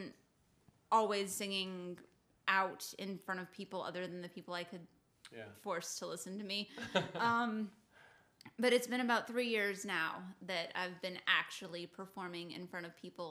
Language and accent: English; Denver, Colorado, United States; moved away as an adult; I grew up in Denver